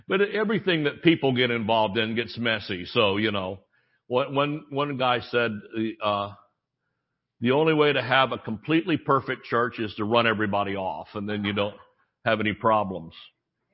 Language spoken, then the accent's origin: English; Thomasville, United States; I was born on Friday and mother took me to church in Thomasville